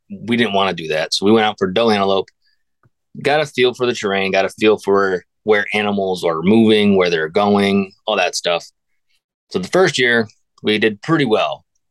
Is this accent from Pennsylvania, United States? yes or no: yes; Northwest Pennsylvania, United States; born and raised in Northwest Pennsylvania